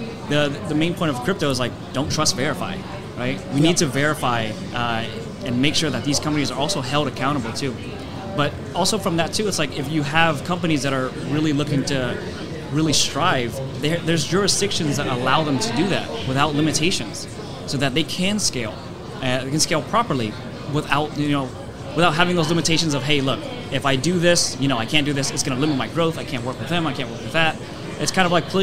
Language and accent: English; United States; I'm American. I live in the U.S.